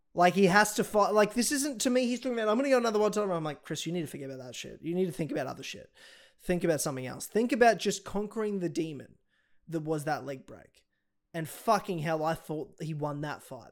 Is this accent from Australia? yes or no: yes; Australia; I'm Australian